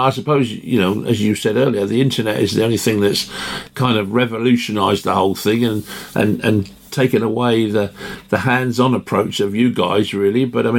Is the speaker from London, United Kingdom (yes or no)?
yes; London, United Kingdom; also born or lived in Acton; now in Somerset, United Kingdom; I'm a Londoner as well, although both my parents were Welsh, but I was born in Ealing and I'm brought up in, we were in Acton as well before we moved down to Somerset